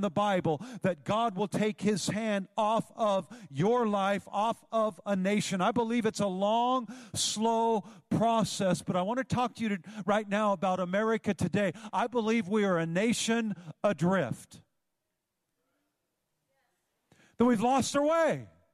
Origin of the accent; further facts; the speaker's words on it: Northern California, United States; Growing up in Northern California, I used to tube the Feather River